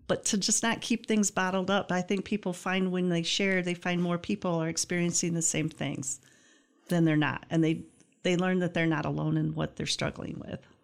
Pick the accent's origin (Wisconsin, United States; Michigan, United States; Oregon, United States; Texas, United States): Michigan, United States; Greenville; I grew up in Greenville